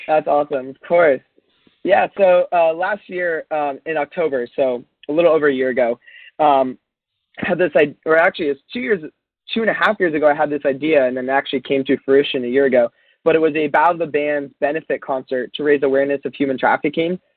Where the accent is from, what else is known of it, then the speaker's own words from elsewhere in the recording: Encinitas, California, United States; I'm from Encinitas, California, which, if you don't know, that's this quirky little beach town by San Diego.